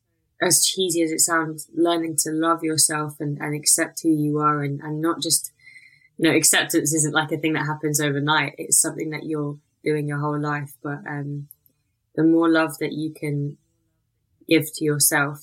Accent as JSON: {"language": "English", "region": "London", "country": "United Kingdom", "tie": "born or raised there", "said": "Growing up in Elephant and Castle with the immigrant family"}